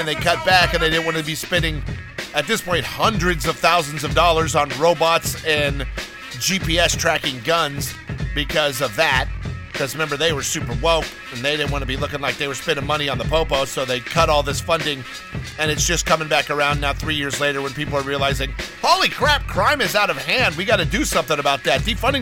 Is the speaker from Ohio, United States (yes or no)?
no; Los Angeles, California, United States; moved away; also born or lived in New York City; I have lived and worked in both. And I am from Los Angeles